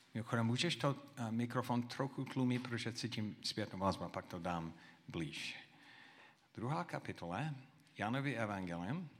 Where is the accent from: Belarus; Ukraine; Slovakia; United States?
United States; Czech is a second language; now in Czech Republic; jako Američan